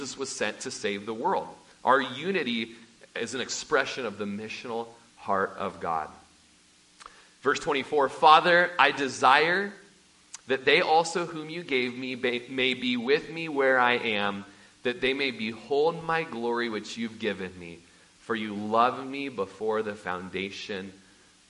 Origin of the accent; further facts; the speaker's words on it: Klamath Falls, Oregon, United States; moved away; I'm from South Po Valley by Bonanza in Klamath Falls, Oregon. It's where we had a large family ranch